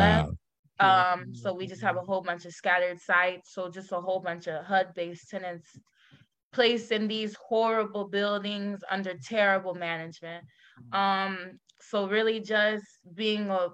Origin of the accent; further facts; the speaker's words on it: Houston, Texas, United States; moved away as an adult; now in Chicago, United States; I'm actually from Houston, okay. Texas.